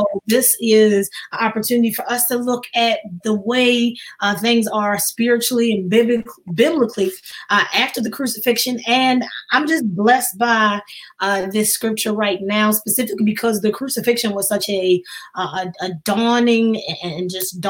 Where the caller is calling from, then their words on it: Baltimore, Maryland, United States; And I'm here from Baltimore, Maryland, just holding it down.